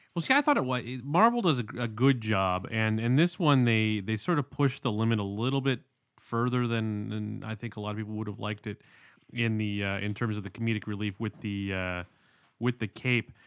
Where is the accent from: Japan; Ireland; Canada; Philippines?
Canada; London, Ontario; moved away; from my hometown